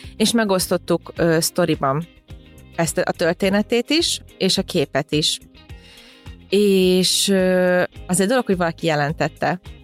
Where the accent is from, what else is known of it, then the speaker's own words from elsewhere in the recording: Hungary; ide születtem Magyarországra, és az egész családom így itt nőtt fel